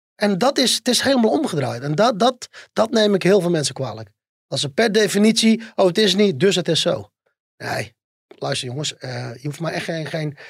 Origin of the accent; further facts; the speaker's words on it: North Brabant, Netherlands; bij ons in Brabant